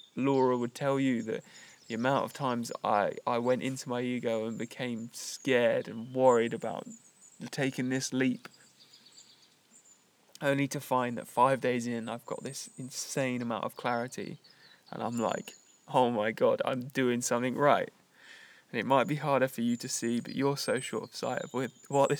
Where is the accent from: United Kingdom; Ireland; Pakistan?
United Kingdom; moved away as an adult; my identity as British, like, is just that now. It's just where I was brought up and where I lived for the first 28 years of my life